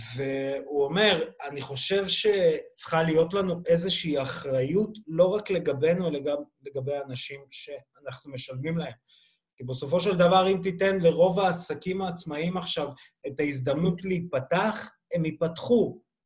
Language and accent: Hebrew; Belarus; now in Israel; ואני כבלרוסי גאה